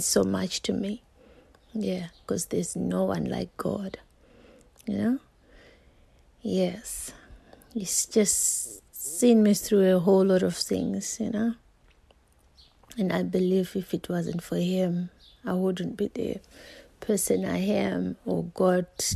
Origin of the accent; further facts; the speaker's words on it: Zimbabwe; I'm from Zimbabwe